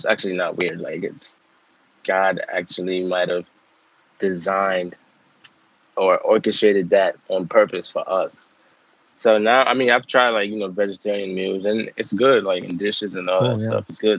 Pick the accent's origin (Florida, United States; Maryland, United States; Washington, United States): Maryland, United States; also born or lived in Nigeria; So I was born in Nigeria, and I grew up in Maryland. And I've been here since 2003